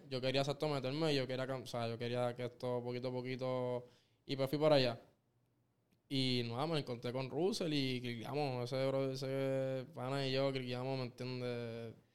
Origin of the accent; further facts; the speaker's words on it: Caguas, Puerto Rico; del pueblo que yo soy, que es Cagua